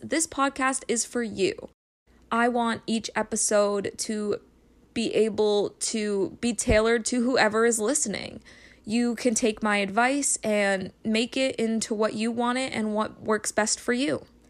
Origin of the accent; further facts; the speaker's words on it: New Hampshire, United States; moved away as an adult; now in Connecticut, United States; I was raised in New Hampshire, but I recently just moved in with my boyfriend in Connecticut.